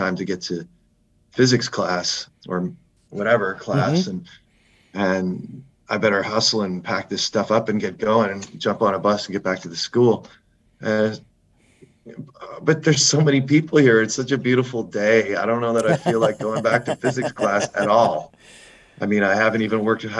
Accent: Halifax, Nova Scotia, Canada; moved away; my hometown, Halifax, Nova Scotia

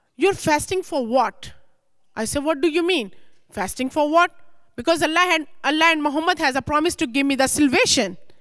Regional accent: Lahore, Punjab, Pakistan; moved away as an adult; now in United States; I born and raised very strong Muslim family in Pakistan, Lahore city

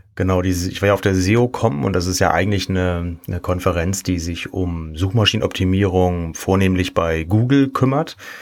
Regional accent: Kiel, Schleswig-Holstein, Germany; now in Cologne, Germany; ich komme ursprünglich aus Kiel, ähm, wohne aber jetzt schon seit siebzehn Jahren in Köln

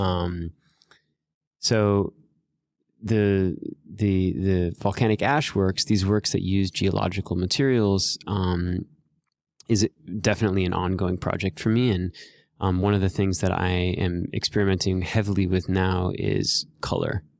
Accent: Miami, Florida, United States; moved away as an adult; also born or lived in New York; I grew up in Miami, Florida

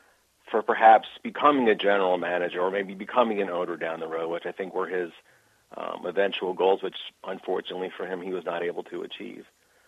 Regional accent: Baltimore, Maryland, United States; growing up in Baltimore.

